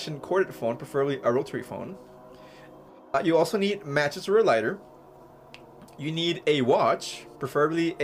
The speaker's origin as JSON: {"language": "English", "country": "Mexico", "tie": "born or raised there", "said": "I grew up in Mexico"}